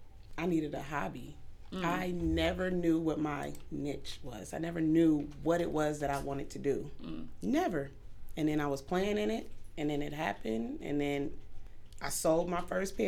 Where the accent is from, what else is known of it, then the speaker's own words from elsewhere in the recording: California, United States; I'm from California, so I see all these people with these really nice things.